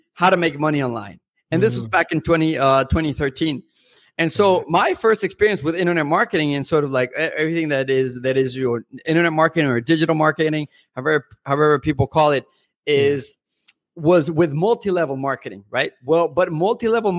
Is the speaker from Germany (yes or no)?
no; Mexico; first language Spanish; English is a second language; moved away as an adult; now in United States; I'm originally from Mexico, parent-wise, I am half Mexican, half European, but I've lived in the U.S. since I was 18.